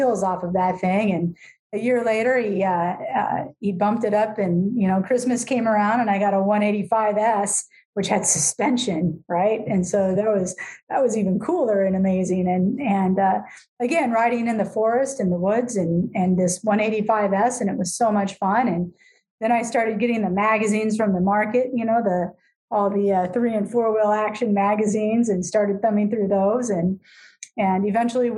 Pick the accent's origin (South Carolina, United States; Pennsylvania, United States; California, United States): California, United States; Lake Arrowhead; I was fortunate enough to grow up in Lake Arrowhead